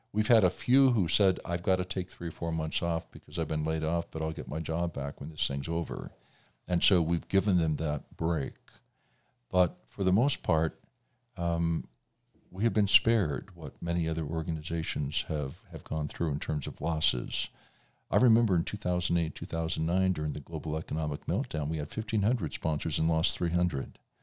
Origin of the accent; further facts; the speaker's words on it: Indiana, United States; my home state of Indiana